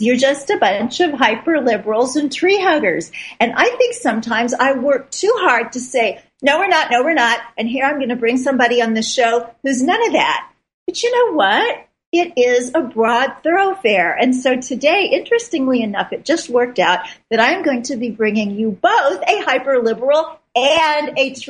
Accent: Midwest, United States; I'm from the Midwest

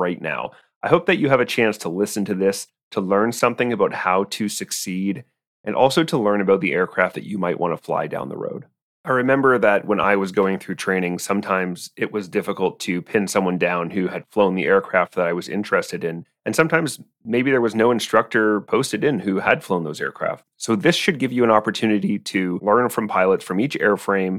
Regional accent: Cambridge, Ontario, Canada; I was born in Cambridge, Ontario

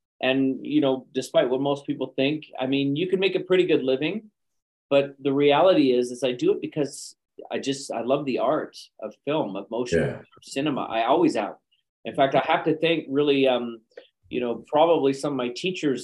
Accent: Calgary, Alberta, Canada; moved away; also born or lived in Los Angeles / London, United Kingdom / China; I'm originally from Calgary, Alberta, but I kind of between multiple locations now.

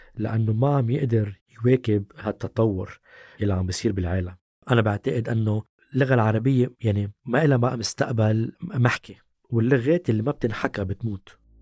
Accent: Lebanon; باللبناني نحن بنلفظ

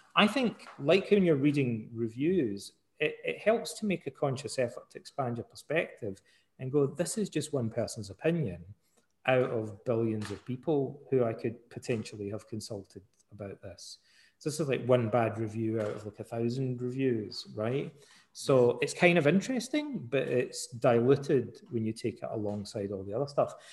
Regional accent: Scotland, United Kingdom; also born or lived in Canada; I'm Scottish

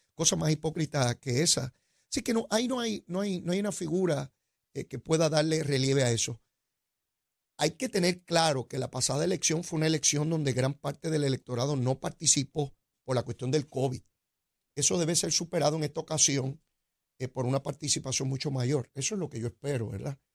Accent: Puerto Rico; yo me siento bien orgulloso como puertorriqueño

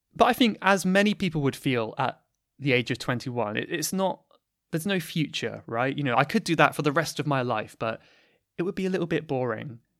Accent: United Kingdom; accent: British; this is basically my natural British accent

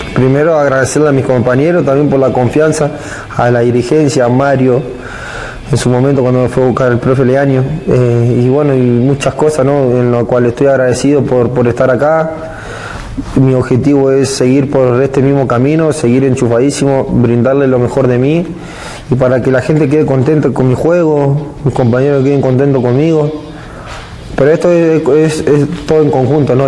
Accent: Santa Fe, Argentina; moved away as an adult; now in Mexico; allá en Santa Fe donde yo soy

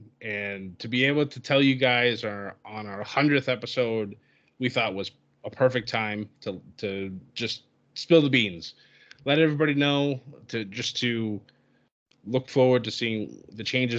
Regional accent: near Worcester, Massachusetts, United States; it was in Worcester, Massachusetts, which was a hop, skip, and a jump from my hometown

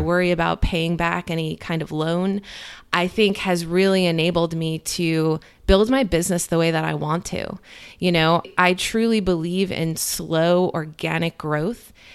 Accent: New Jersey, United States; moved away as an adult; also born or lived in New York City; now in Cincinnati, United States; I grew up in New Jersey, and I lived in New York City, like, my whole twenties

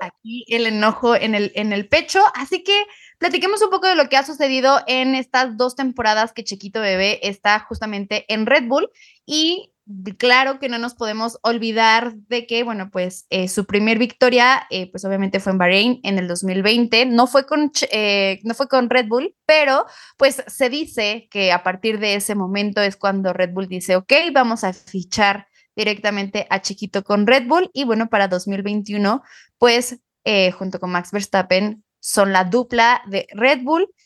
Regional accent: Pachuca, Hidalgo, Mexico; moved away; en Pachuca, el hermosísimo lugar de donde soy

